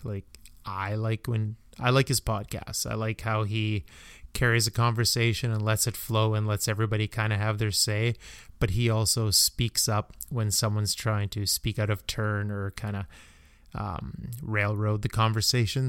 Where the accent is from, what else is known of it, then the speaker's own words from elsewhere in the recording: Canada; as a Canadian